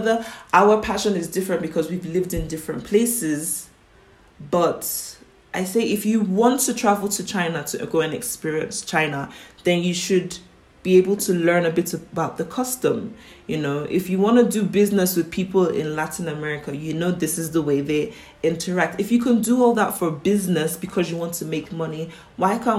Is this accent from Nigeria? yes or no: yes; Southeast Nigeria, Nigeria; also born or lived in North Carolina, United States / St. Petersburg, Florida, United States; now in Mexico; I also come from Nigeria, and living in Nigeria, we have, how will I put it? We have tribal differences. So there are three main tribes, the Igbo, the Yoruba, and the Hausa. I'm from the Igbo tribe, which is the East